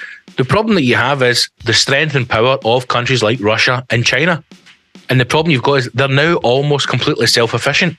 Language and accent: English; Scotland, United Kingdom; I'm Scottish.